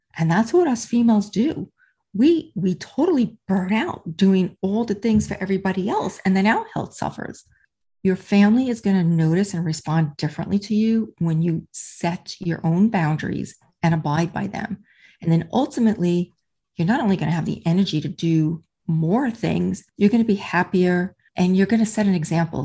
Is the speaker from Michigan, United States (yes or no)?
no; New York, United States; accent: New York; also born or lived in New Jersey / Charleston, South Carolina; now in Melbourne, Florida, United States; I'm originally from New York, born and raised there, spent many years in New Jersey